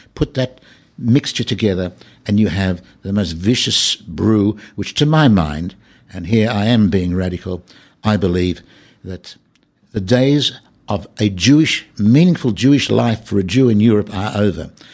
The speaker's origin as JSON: {"language": "English", "country": "Australia", "moved": "yes", "lives_now": "Israel", "said": "I come from Australia where anti-Semitism is virtually negligible"}